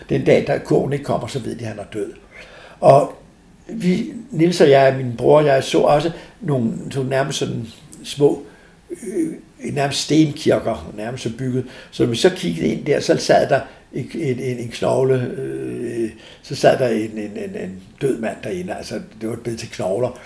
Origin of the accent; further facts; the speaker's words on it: Denmark; jeg kommer fra Danmark